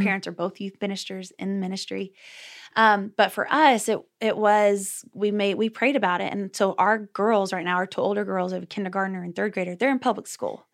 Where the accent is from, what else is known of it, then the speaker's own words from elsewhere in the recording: Texas, United States; now in Oklahoma, United States; I'm originally from Texas. So once a Texan, always a Texan. I live in Oklahoma now, though, with my husband